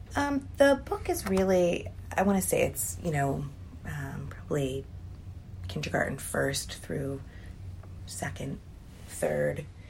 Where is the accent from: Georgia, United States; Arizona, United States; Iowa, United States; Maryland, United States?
Maryland, United States; Columbia; now in Cleveland, United States; I grew up in a incredible place in Columbia, Maryland.